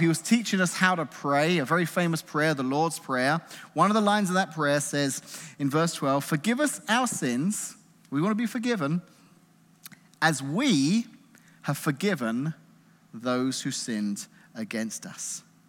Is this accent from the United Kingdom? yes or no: yes; England, United Kingdom; moved away; growing up in England in the nineteen eighties